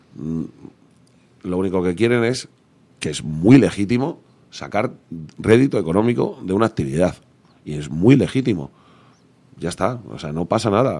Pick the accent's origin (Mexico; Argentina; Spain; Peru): Spain; Leganés, Community of Madrid; yo soy de Leganés yo soy rockero de toda la vida